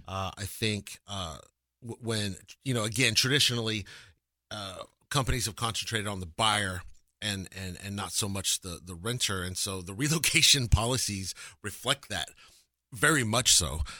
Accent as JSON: {"language": "English", "town": "Lubbock", "region": "Texas", "country": "United States", "tie": "born or raised there", "lives_now": "Dallas, United States", "said": "I'm born and raised in Texas"}